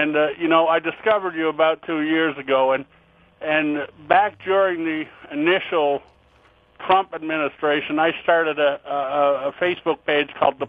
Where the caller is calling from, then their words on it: Cape Breton Island, Nova Scotia, Canada; also born or lived in United States; I'm calling you from Cape Breton Island up in Nova Scotia, Canada.